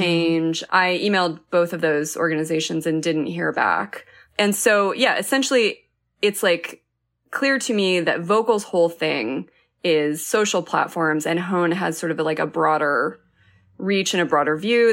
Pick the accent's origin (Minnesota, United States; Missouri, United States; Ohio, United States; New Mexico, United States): New Mexico, United States; I'm from New Mexico